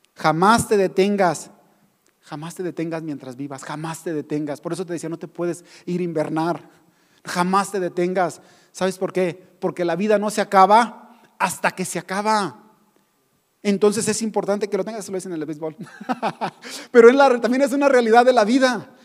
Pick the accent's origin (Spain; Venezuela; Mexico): Mexico; nosotros como mexicanos